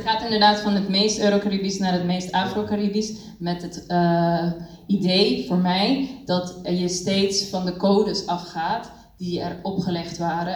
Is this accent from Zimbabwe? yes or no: no; Curaçao; moved away as an adult; also born or lived in Cuba; now in Netherlands; ik ben zelf geboren en getogen op Curaçao en kwam op mijn achttiende naar Nederland om dans te studeren.